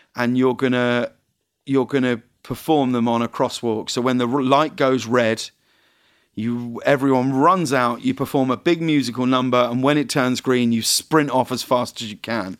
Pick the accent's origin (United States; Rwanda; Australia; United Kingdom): United Kingdom; I'm British